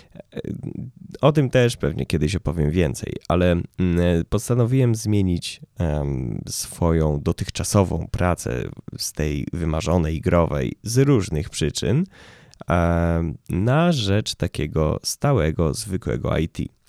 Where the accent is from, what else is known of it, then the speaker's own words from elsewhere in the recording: Łódź, Łódź Voivodeship, Poland; ja jestem z Łodzi